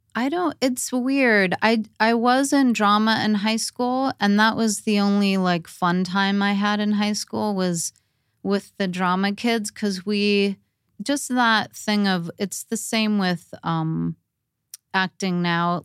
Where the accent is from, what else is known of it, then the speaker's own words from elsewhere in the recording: Torrance, California, United States; I grew up in Torrance